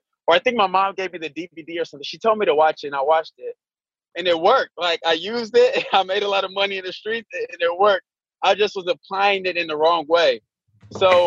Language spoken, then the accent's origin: English; Indianapolis, Indiana, United States; I grew up in Indianapolis